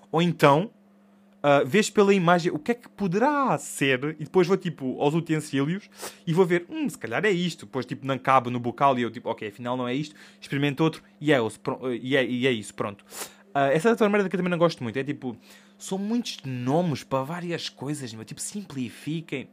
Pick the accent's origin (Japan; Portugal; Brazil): Portugal; sou Tuga